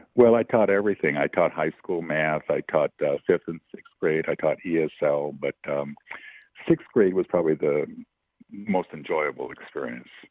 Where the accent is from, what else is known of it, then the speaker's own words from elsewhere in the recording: Los Angeles, California, United States; I grew up here in Los Angeles